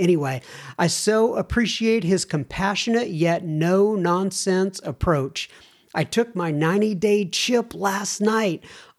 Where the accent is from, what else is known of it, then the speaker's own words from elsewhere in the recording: Arkansas, United States; I am from Northwest Arkansas, born and raised. That is Walmart country.